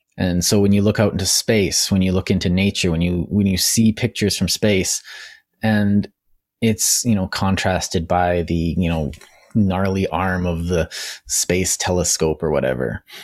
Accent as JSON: {"language": "English", "country": "Canada", "said": "as a Canadian"}